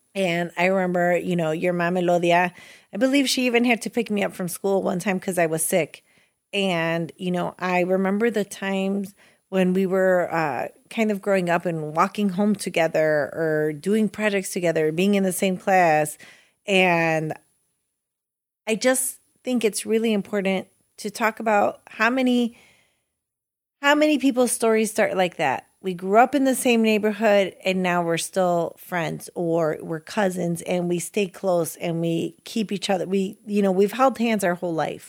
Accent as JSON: {"language": "English", "town": "Chicago", "region": "Illinois", "country": "United States", "tie": "born or raised there", "said": "It begins on Chicago's west side, now probably one of the not so nice neighborhoods"}